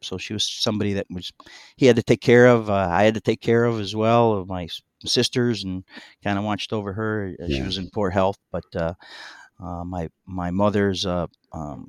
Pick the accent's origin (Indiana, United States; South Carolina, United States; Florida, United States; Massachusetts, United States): Indiana, United States; Munster; also born or lived in East Chicago, Indiana; we moved from East Chicago, which is from a little two-bedroom home into Munster